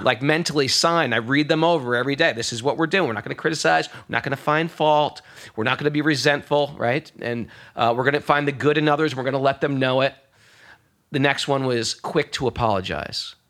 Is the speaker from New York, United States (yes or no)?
yes; New York, United States; I'm a New Yorker